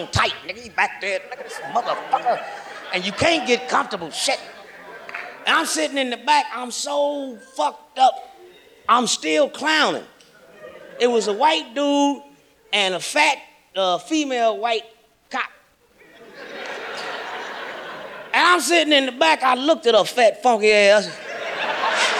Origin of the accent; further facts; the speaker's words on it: Kansas City, Missouri, United States; moved away; also born or lived in Los Angeles; I'm from Kansas City, Missouri